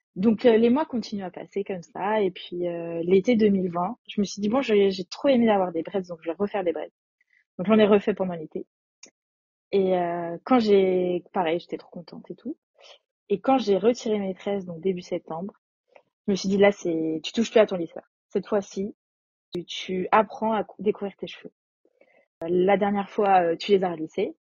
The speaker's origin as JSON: {"language": "French", "area": "a small town near Nantes, western France", "region": "Pays de la Loire", "country": "France", "tie": "born or raised there", "moved": "yes", "lives_now": "Paris, France", "said": "J'habite à Paris, mais je viens de l'ouest de la France, dans une petite ville à côté de Nantes"}